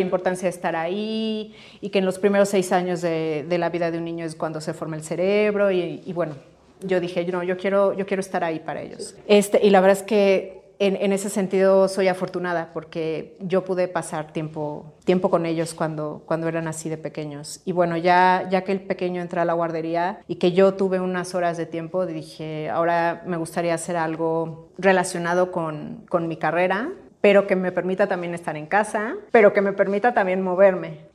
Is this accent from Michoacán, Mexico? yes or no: no; Pachuca, Hidalgo, Mexico; moved away as an adult; also born or lived in Mexico City; soy de Pachuca. Este, vivía en Pachuca hasta los 18 años